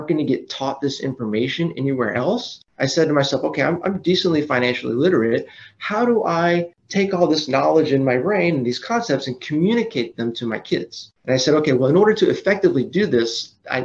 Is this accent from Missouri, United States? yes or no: no; Austin, Texas, United States; also born or lived in Los Angeles; I'm from Austin, Texas.